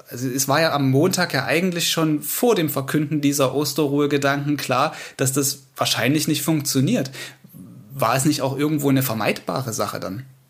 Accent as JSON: {"language": "German", "region": "Saxony", "country": "Germany", "said": "hier bei uns in Sachsen"}